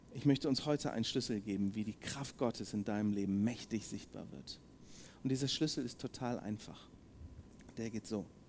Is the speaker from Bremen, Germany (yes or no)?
yes; Bremen, Germany; now in Marburg, Germany; denn ich bin ein Bremer